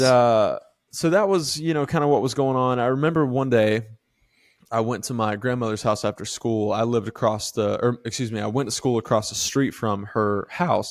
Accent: Live Oak, Florida, United States; moved away; also born or lived in the Carolinas; grew up in a really small town called Live Oak

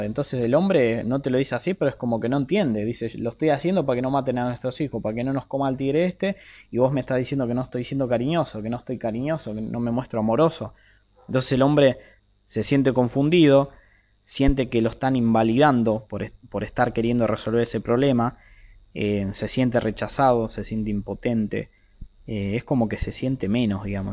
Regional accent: Argentina; soy de Argentina

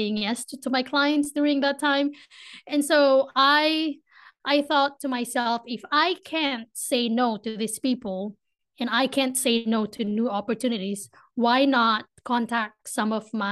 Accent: Philippines; accent: Filipino; English is a second language; moved away as an adult; now in Ohio, United States; I grew up in a tropical country

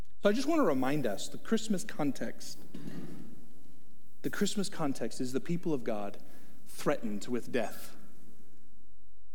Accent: Texas, United States; I'm from Texas

